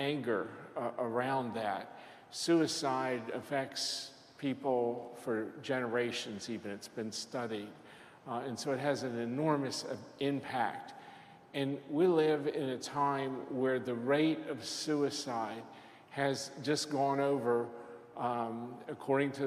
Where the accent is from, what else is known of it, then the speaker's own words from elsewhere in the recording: Lexington, United States; I was in my hometown of Lexington